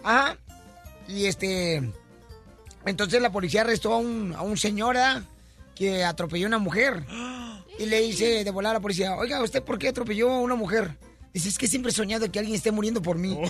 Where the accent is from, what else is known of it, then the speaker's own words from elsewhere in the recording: Ocotlán, Jalisco, Mexico; nací en Ocotlán, Jalisco